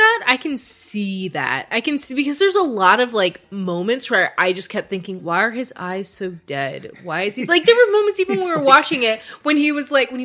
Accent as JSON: {"language": "English", "region": "California", "country": "United States", "said": "I'm from California."}